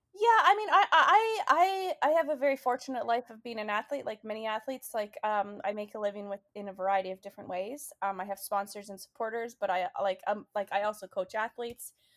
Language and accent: English; Canada; also born or lived in British Columbia; now in Boston, United States; my home country, Canada